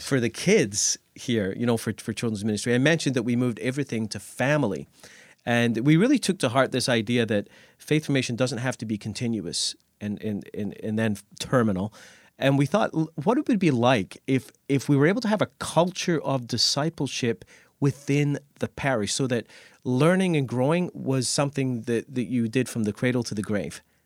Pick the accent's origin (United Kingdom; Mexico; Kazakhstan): United Kingdom; Scotland; also born or lived in Nova Scotia, Canada; now in Canada; I, I grew up in Scotland and went to Catholic schools